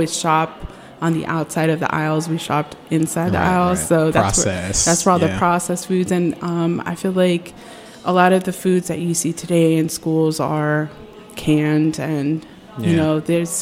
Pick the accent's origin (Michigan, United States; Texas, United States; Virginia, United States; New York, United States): Virginia, United States; Alexandria; I grew up in Alexandria, Virginia